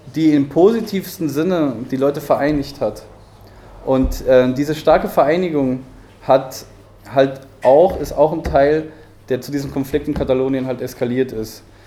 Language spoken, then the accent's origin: German; Barcelona, Catalonia, Spain; moved away; ich bin in Barcelona geboren